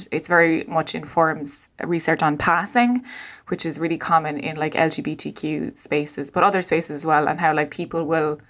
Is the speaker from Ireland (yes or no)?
yes; Ireland; also born or lived in Laois / Helsinki; me being Irish, as I said, is not terribly important when I'm living in Leash, but when I'm living, you know, outside of Helsinki, it's very important to me